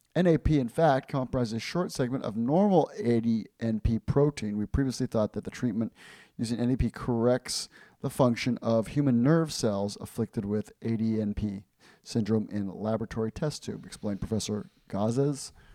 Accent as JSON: {"language": "English", "country": "Ecuador", "tie": "born or raised there", "moved": "yes", "said": "I grew up in Ecuador"}